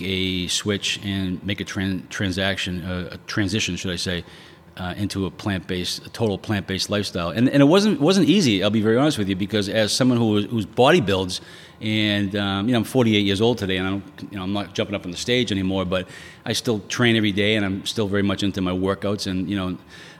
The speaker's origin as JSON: {"language": "English", "town": "Quincy", "country": "United States", "tie": "born or raised there", "said": "I grew up in Quincy. Remember Quincy guy? Born and raised"}